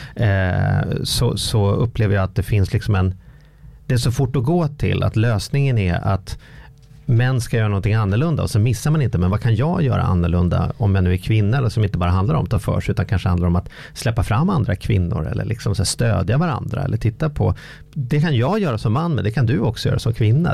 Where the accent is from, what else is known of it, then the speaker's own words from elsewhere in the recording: Sweden; min identitet som svensk